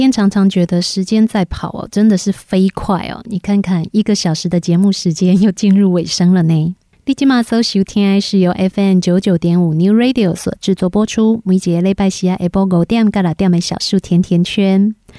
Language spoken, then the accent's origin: Chinese; Taiwan; 我们台湾人呐